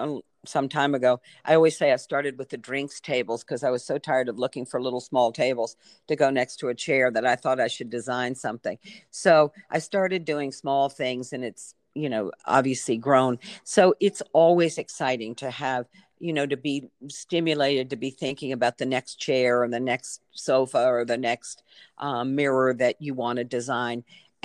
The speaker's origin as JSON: {"language": "English", "region": "Virginia", "country": "United States", "tie": "born or raised there", "said": "I grew up in Virginia with a family that, my mother particularly was very caring person."}